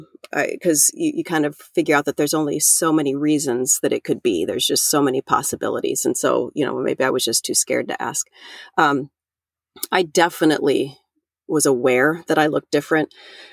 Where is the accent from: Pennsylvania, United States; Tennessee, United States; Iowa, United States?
Iowa, United States; I'm from Central Iowa and grew up here most of all of my life.